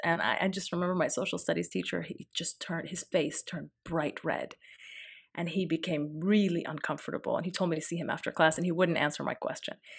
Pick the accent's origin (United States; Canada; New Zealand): United States; I'm an American